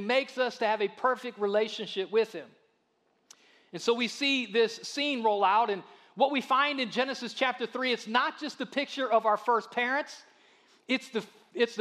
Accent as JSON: {"language": "English", "region": "Ohio", "country": "United States", "said": "I'm from Ohio."}